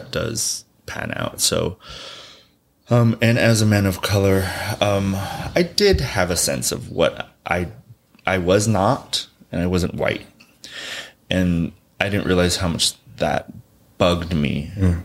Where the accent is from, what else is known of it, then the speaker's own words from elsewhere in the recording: Southern California, United States; also born or lived in Quiroga, Michoacán, Mexico; now in New York, United States; I grew up in Southern California